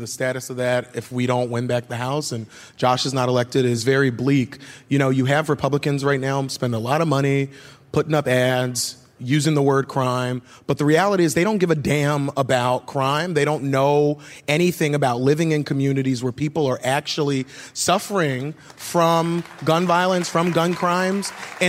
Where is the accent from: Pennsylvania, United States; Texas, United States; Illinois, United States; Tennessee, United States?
Pennsylvania, United States; Philadelphia; I grew up here in North Philly. My dad was a social worker. My mom was a home health aide.